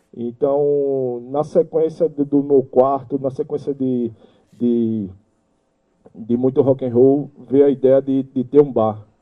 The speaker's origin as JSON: {"language": "Portuguese", "town": "Recife", "region": "Pernambuco", "country": "Brazil", "tie": "born or raised there", "also_born_or_lived": "Brasília", "said": "vim lá de Brasília, dentro de um Fusca com minha família. E cheguei aqui em Recife"}